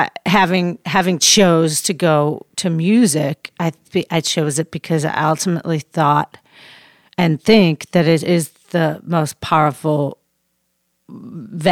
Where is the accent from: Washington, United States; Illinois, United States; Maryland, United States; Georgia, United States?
Illinois, United States; Chicago; now in Los Angeles, United States; We're from Chicago